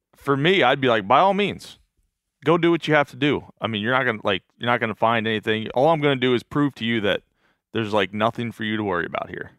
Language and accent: English; Pennsylvania, United States; growing up in Pennsylvania